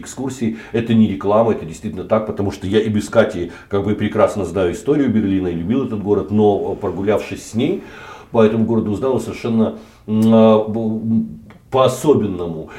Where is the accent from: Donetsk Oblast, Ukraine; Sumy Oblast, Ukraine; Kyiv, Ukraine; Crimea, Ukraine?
Kyiv, Ukraine; я киевлянин